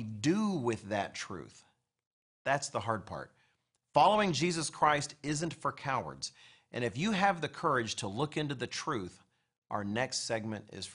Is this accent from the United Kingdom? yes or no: no; United States; I, as an American